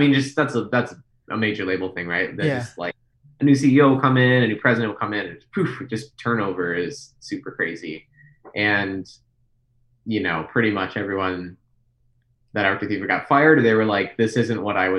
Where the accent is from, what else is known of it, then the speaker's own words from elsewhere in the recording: Midwest, United States; I remember a week later, I was at Panda Express, because I'm from the Midwest.